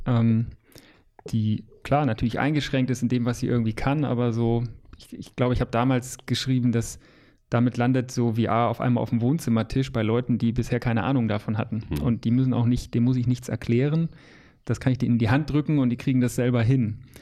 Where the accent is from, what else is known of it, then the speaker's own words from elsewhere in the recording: Lower Saxony, Germany; now in Hamburg, Germany; Ich bin ja auch Niedersachse eigentlich gebürtig